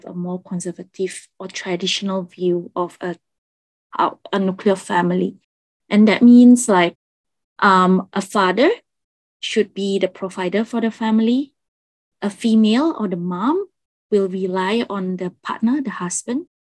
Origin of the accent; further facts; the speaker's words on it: Indonesia; moved away as an adult; now in Singapore; I grew up in Indonesia, but I do have a Chinese heritage